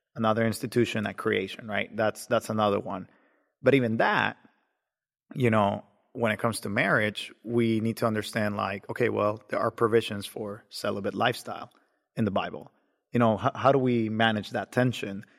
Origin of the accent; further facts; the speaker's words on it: Nicaragua; now in Georgia, United States; I was born in Nicaragua